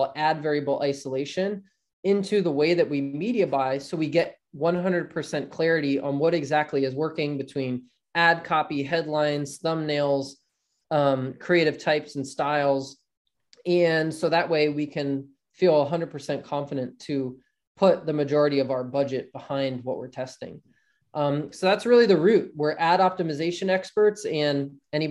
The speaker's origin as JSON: {"language": "English", "area": "South Jersey near Philadelphia", "region": "New Jersey", "country": "United States", "tie": "born or raised there", "said": "I grew up in South Jersey near Philadelphia and grew up playing ice hockey as a kid"}